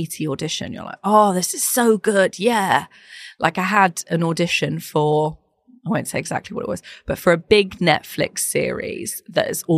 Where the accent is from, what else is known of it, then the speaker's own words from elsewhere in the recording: Ireland; I'm Irish, so we have a huge family